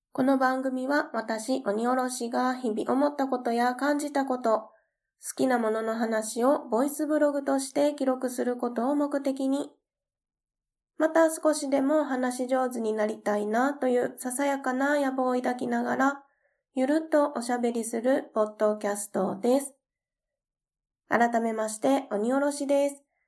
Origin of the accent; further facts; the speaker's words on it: Kansai, Japan; 私も関西出身なんですけれども